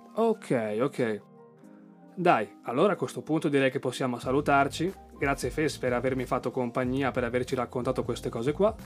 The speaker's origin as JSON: {"language": "Italian", "area": "Lake Garda area", "region": "Lombardy", "country": "Italy", "said": "delle mie parti del lago di Garda"}